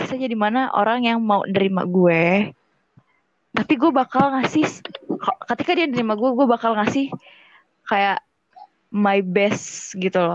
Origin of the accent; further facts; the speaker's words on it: Bandar Lampung, Lampung, Indonesia; now in Palembang, Indonesia; Sekarang udah semester 5 dan kebetulan gue asal dari Bandar Lampung.